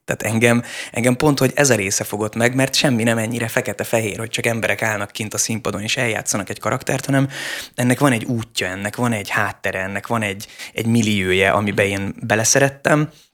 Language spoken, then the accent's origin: Hungarian; Budapest, Hungary; én nem egy vidéki gyerek vagyok, én pesti gyerek vagyok